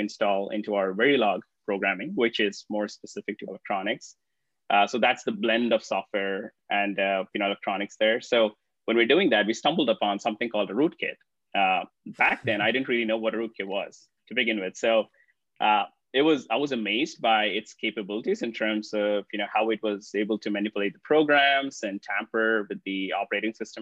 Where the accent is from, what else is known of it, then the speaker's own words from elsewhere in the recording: Hyderabad, Telangana, India; a city called Hyderabad. And this happens to be my hometown